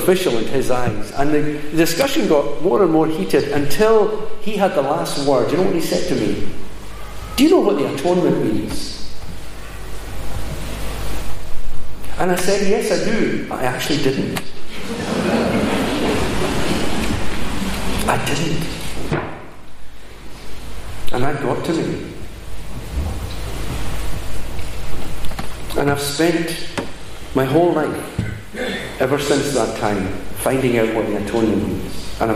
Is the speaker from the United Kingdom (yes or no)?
yes; Glasgow, Scotland, United Kingdom; 15 years old, we're growing up in Glasgow